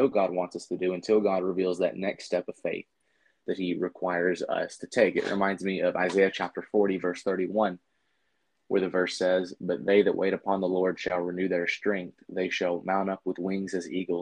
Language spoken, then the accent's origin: English; Shelbyville, Tennessee, United States; moved away as an adult; now in Fort Pierce, United States; I was born and raised in Shelbyville, Tennessee